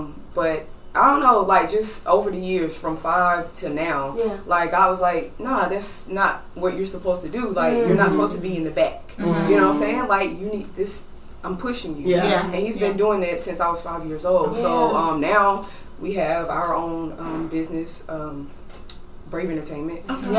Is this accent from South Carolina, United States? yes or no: yes; Lancaster, South Carolina, United States; I'm from Lancaster, South Carolina, but we call it Lancaster.